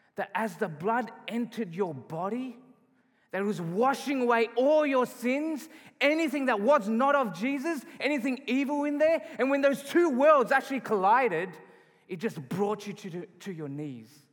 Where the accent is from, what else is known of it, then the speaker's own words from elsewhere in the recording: Australia; moved away as an adult; now in Calgary, Canada; I'm not from Canada. I was born and raised in Australia.